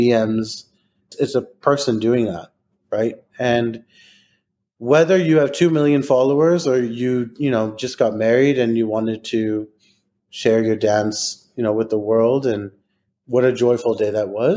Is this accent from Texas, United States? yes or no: yes; Texas, United States; I'm from Texas